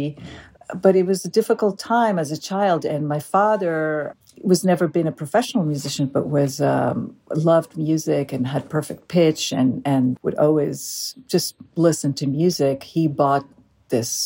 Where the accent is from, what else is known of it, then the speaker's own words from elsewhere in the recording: Galilee, Northern District, Israel; I grew up in Israel, in the northern part of Israel, in the Galilee